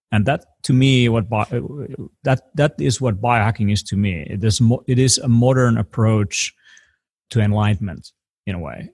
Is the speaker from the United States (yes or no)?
no; Finland; I come from Europe